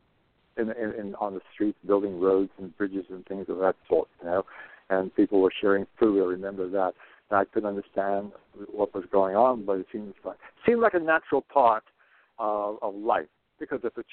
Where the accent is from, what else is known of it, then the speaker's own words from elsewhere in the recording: West Chester, Pennsylvania, United States; also born or lived in Green Tree Hollow, Pennsylvania / Morton, Pennsylvania; I was born in Pennsylvania, not about 9 miles out of Philadelphia, a place called Westchester